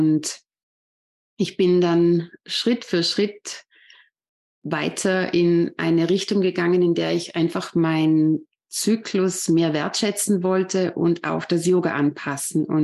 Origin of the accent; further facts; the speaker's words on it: Vorarlberg, Austria; Ja, ich bin …, ich komme aus Vorarlberg, aus Österreich und ich bin 36 Jahre alt.